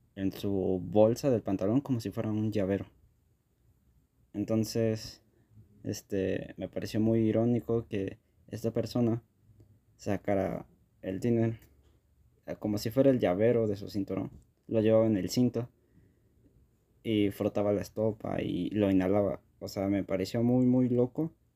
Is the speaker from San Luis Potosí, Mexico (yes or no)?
no; Mexico City, Mexico; yo soy de la Ciudad de México